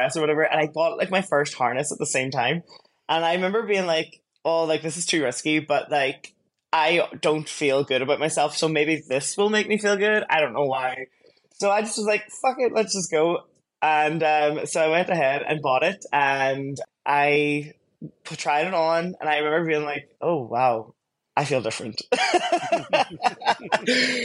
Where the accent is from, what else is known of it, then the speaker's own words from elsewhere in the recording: Derry, Northern Ireland, United Kingdom; moved away as an adult; now in Seoul, South Korea; I'm Irish and I'm actually from a city called Derry in the north.